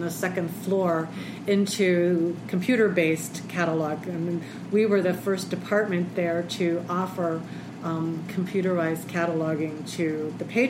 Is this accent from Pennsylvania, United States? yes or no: yes; Pittsburgh, Pennsylvania, United States; also born or lived in Berks County, Pennsylvania / Centre County, Pennsylvania; born and raised in the Pittsburgh area, so I've lived in the state my entire life.